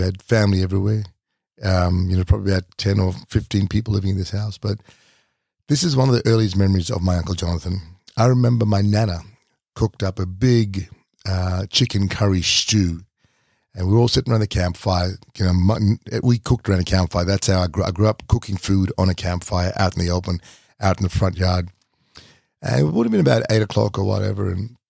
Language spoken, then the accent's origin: English; Doomadgee, Queensland, Australia; And this was the house, my first house that I grew up in Doomadgee.